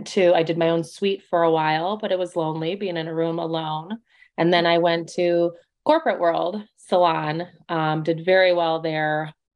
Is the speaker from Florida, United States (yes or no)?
no; Chicago, Illinois, United States; I am from Chicago, Illinois, but I have kind of just moved all over the place over the years.